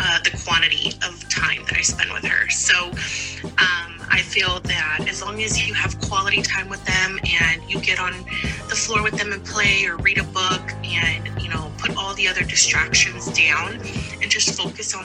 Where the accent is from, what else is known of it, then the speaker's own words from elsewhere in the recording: Fort Worth, Texas, United States; I'm from Fort Worth, Texas